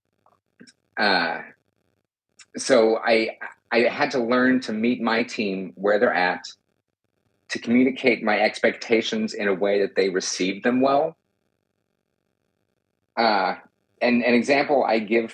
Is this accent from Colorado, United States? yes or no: no; Texas, United States; I also was born and raised in Texas